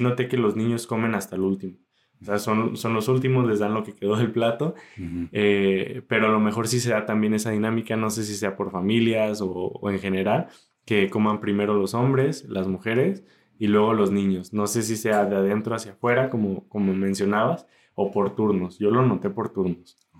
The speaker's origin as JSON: {"language": "Spanish", "town": "Zapotlanejo", "region": "Jalisco", "country": "Mexico", "said": "soy mexicano"}